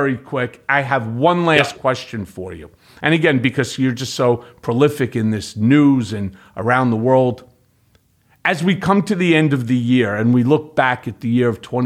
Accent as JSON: {"language": "English", "country": "United States", "tie": "born or raised there", "said": "as an American, and I was born in America"}